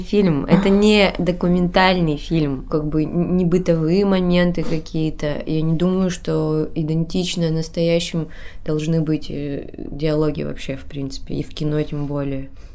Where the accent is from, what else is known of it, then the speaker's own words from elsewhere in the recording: Kudymkar, Perm Krai, Russia; Я сама коми пермячка, я из Кудымкра, и знала эти легенды с детства